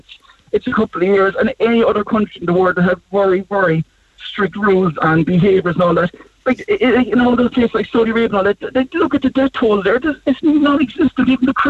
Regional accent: Ireland; I just think as a country, not as Irish people, but take some pride in our country.

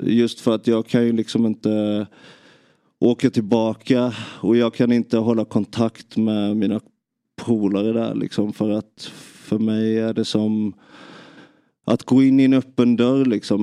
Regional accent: Nybro, Kalmar County, Sweden; Jag, jag växte upp i, i Nybro

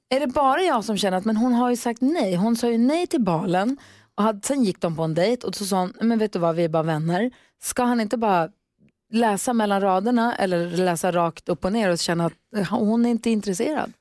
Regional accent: Luleå, Norrbotten County, Sweden; moved away as an adult; also born or lived in Växjö; inte född i men flyttade till Norrbotten som treåring och är uppvuxen där

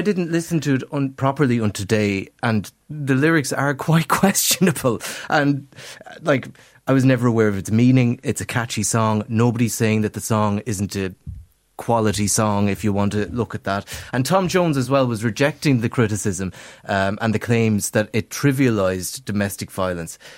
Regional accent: Castlerea, Connacht, Ireland; my favourite, uh, uh, Irish name street is in my hometown of Castlereagh.

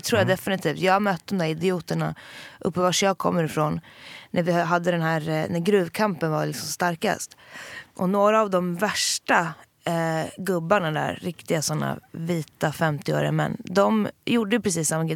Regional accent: Jokkmokk, Norrbotten County, Sweden; moved away; also born or lived in Södermalm, Stockholm; Jag är uppväxt både eh, i en glesbygd, alltså med, med verkligen mina rötter i Sarek

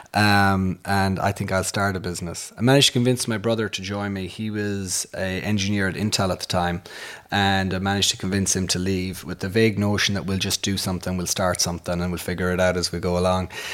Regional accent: Castleconnor, Connacht, Ireland; moved away as an adult; we grew up on a farm in the, in, in a place called Castle Conner

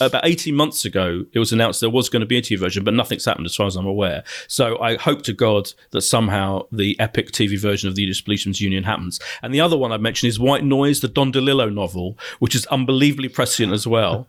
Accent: Ilford, London, United Kingdom; born or raised there; also born or lived in Clapton, London

